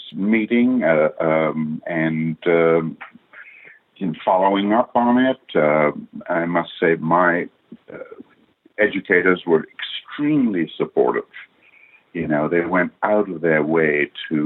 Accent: India; moved away; growing up in India

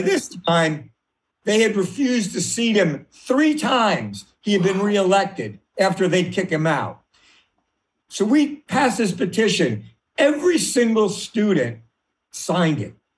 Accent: Washington, District of Columbia, United States; I grew up in Washington, D.C. Uh, in the 50s

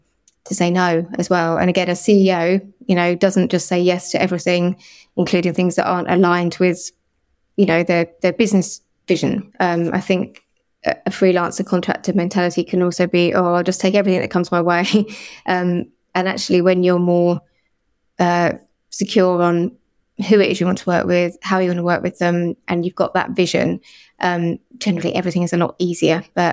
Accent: Liverpool, North West England, United Kingdom; born there; I was actually, although it doesn't sound like it, I was born in Liverpool, and I think it's an amazing place and a wonderful city, and I certainly feel very at home there.

